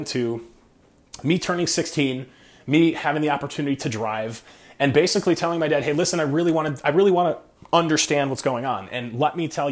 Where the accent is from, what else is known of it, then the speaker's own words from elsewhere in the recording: Rochester, New York, United States; I was born in 1988 in Rochester, New York